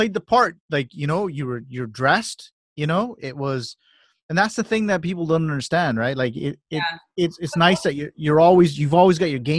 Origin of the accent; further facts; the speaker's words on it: Canada; born there; I am Canadian. I'm proud to be Canadian. This is what my passport is. I was born in this country.